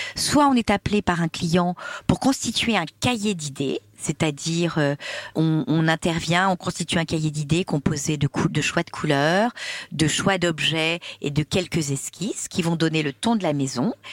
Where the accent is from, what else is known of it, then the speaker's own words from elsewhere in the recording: Corsica, France; je suis corse